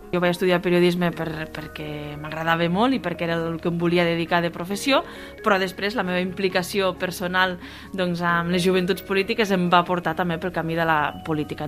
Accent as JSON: {"language": "Catalan", "area": "Pla d'Urgell", "region": "Catalonia", "country": "Spain", "said": "amb el poble, amb la meva comarca, amb la plana d'Urgell"}